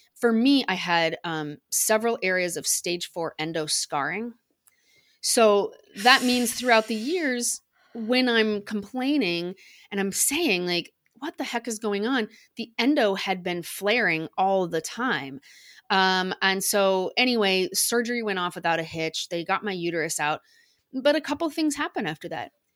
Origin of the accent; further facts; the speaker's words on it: United States; accent: American; you can probably tell by my accent, I'm American